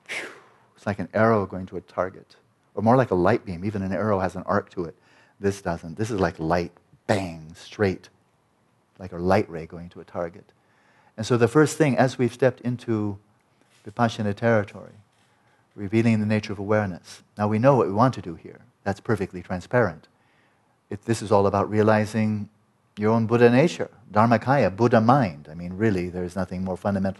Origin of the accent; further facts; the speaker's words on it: California, United States; I'm a Californian guy